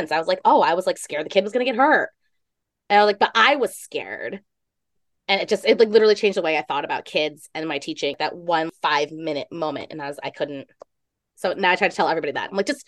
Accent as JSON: {"language": "English", "region": "New York", "country": "United States", "said": "Maybe it's a total, like, being like a New Yorker, right?"}